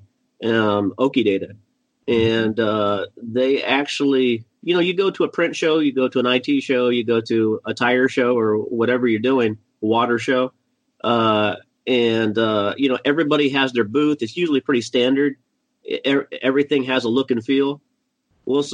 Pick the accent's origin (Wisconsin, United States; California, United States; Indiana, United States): Indiana, United States; now in New Hyde Park, United States; I grew up in Indiana